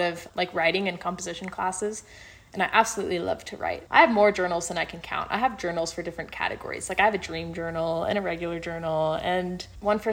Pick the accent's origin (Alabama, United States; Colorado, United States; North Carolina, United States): Colorado, United States; moved away; I'm from Colorado in the United States